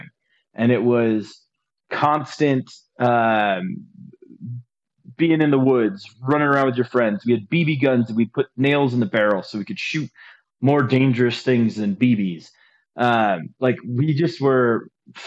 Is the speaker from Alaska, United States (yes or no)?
yes; Anchorage, Alaska, United States; I grew up in Alaska, and so basically we lived in Anchorage